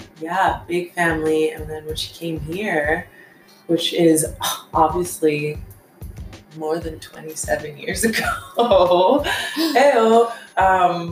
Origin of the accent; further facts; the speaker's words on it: Calgary, Alberta, Canada; I'm from Calgary, Alberta